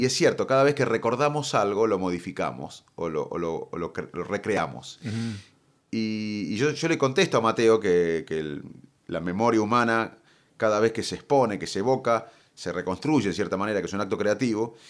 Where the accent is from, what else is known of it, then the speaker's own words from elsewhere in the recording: Salto, Buenos Aires Province, Argentina; moved away as an adult; Gran parte de, mi vida la aprendí en Salto